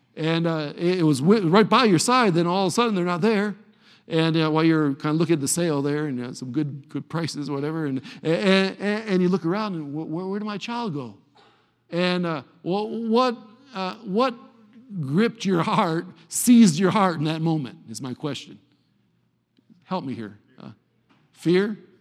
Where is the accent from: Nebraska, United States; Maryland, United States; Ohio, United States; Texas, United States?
Ohio, United States; Cleveland; Cleveland, Ohio